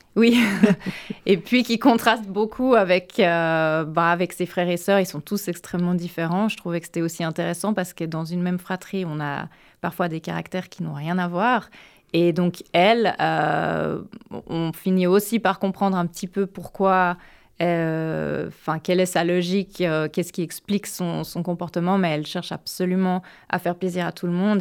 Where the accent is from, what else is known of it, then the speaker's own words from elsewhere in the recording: Geneva, Switzerland; now in United States; Genève, qui est ma ville natale